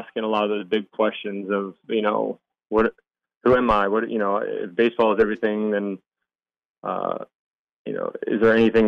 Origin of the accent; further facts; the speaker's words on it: Maryland, United States; I grew up in Maryland